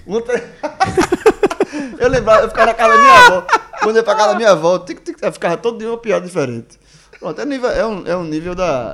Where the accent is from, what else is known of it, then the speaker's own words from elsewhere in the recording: Barbacena, Minas Gerais, Brazil; Quando era pequeno, lá em Barbacena, tinha um número do telefone fixo